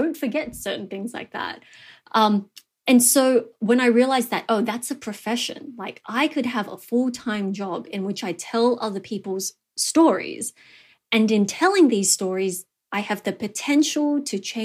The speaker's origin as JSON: {"language": "English", "town": "Cabramatta", "region": "New South Wales", "country": "Australia", "tie": "born or raised there", "said": "I grew up in the Cabramatta area"}